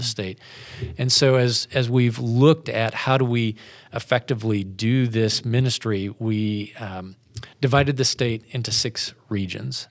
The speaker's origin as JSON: {"language": "English", "town": "Spencer", "region": "Iowa", "country": "United States", "tie": "born or raised there", "also_born_or_lived": "Wyoming / Washington, D.C. area", "moved": "as an adult", "lives_now": "Houston, United States", "said": "my wife and I grew up here in Iowa"}